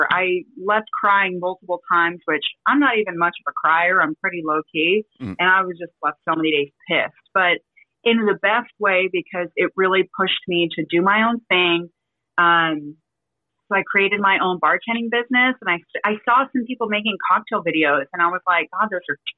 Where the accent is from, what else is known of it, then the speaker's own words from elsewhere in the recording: Las Vegas, Nevada, United States; moved away as an adult; now in San Diego, United States; I grew up in Las Vegas, so it stemmed from just baking it till I made it. So I worked um, on the strip in restaurants and then I was tired of living in Vegas. So I moved out to San Diego.